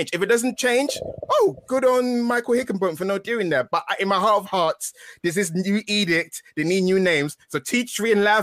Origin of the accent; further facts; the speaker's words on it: England, United Kingdom; I am English